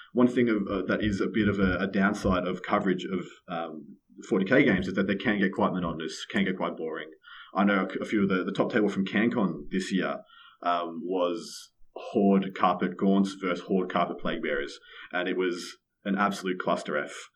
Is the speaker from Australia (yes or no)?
yes; Victoria, Australia; my home state, Victoria